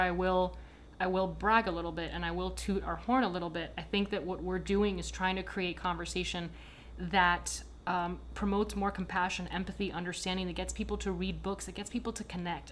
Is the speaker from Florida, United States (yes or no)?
yes; Miami, Florida, United States; accent: American apple pie; If I'm not in Miami and someone asks me where I'm from, I say, "Oh, I'm American. I'm from Miami."